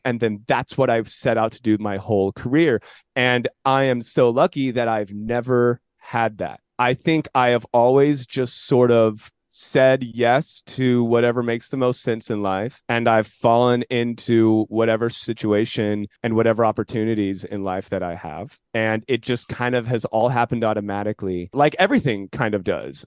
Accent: San Jose, California, United States; Born and raised in San Jose.

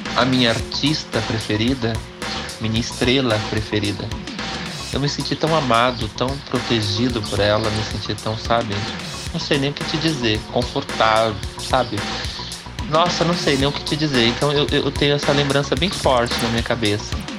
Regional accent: Pindamonhangaba, São Paulo, Brazil; also born or lived in Congonhas do Campo, Minas Gerais / Caxias, Maranhão; saí de Caxias do Maranhão para Pindamonhangaba aos sete anos. E aí saí com 30 anos

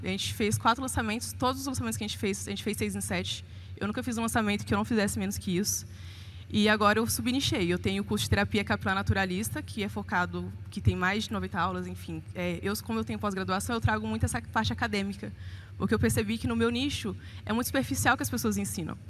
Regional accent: Almenara, Minas Gerais, Brazil; now in Belo Horizonte, Brazil; eu sou de Almenara, nordeste de Minas, e moro em BH há 13 anos.

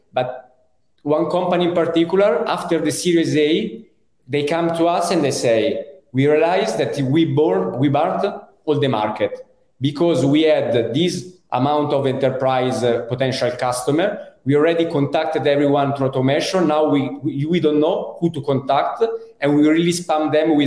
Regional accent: Italy; accent: Italian; English is a second language; also born or lived in Europe; now in Spain; as you can understand from my accent, I'm Italian, and I think I lived many years abroad around Europe. Now I'm in Spain

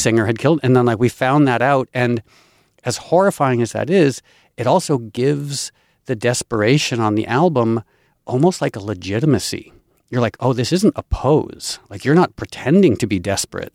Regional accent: Darien, Connecticut, United States; I grew up in Connecticut, and I grew up poor white trash on food stamps and welfare in arguably one of the wealthiest towns in the United States, Darien, Connecticut

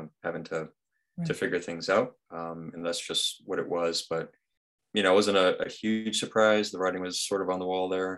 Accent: Rhode Island, United States; moved away as an adult; now in Massachusetts, United States; I grew up in Rhode Island pretty much my whole life. I'm in Massachusetts now

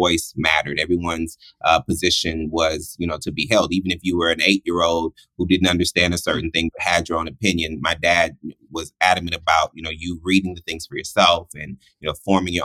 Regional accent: Houston, Texas, United States; I was born in Houston, Texas

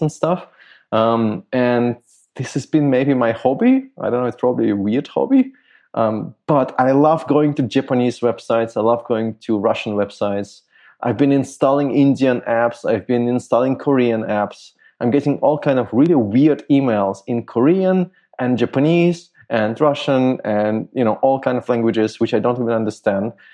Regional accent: Germany; I grew up in Germany

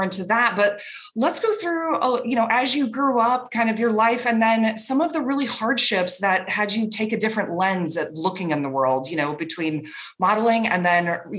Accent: Cedar Rapids, Iowa, United States; now in Miami, United States; I'm from Cedar Rapids, Iowa. My family still lives there. I love the Midwest

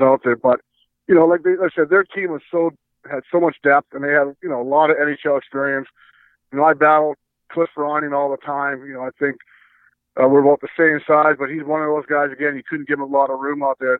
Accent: Edmonton, Alberta, Canada; I grew up in Edmonton

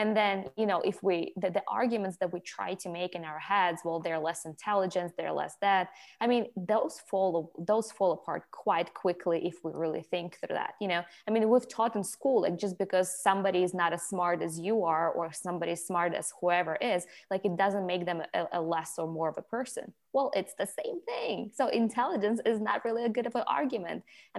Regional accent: Ukraine; moved away; but I grew up in Ukraine, and in Ukraine, you know

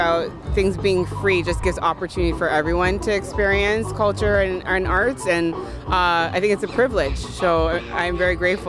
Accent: Toronto, Ontario, Canada; moved away as an adult; now in Culver City, United States; And we're coming from Culver City, but originally from Toronto. We've been here for 9 weeks now.

